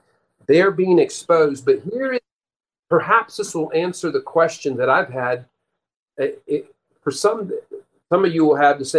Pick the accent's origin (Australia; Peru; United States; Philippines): Peru; but when I lived, and my parents were missionaries, I grew up in Peru, South America. We lived there most of our first 18 years. Several years we were on a farm community.